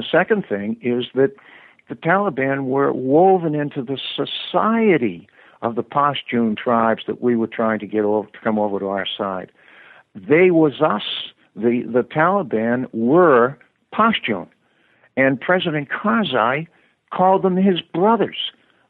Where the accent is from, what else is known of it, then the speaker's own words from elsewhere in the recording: United States; I'm an American